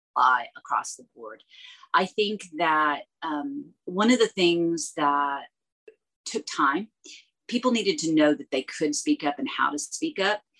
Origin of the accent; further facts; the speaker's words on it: United States; as an American speaking rapid fire English